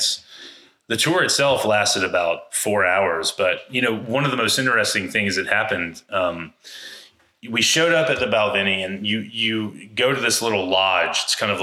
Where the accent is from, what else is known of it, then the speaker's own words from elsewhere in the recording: Atlanta, Georgia, United States; I'm from Atlanta